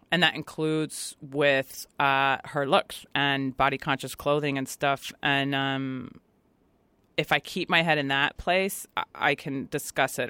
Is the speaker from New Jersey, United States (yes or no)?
no; Virginia, United States; moved away as an adult; also born or lived in Washington, D.C. / Brooklyn, New York; now in Los Angeles, United States; where I grew up in Virginia and then Washington, D C